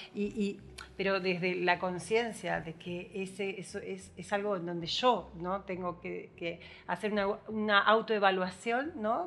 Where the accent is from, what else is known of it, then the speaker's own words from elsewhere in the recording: Buenos Aires, Argentina; also born or lived in San Javier; now in Villa Dolores, Argentina; soy de Buenos Aires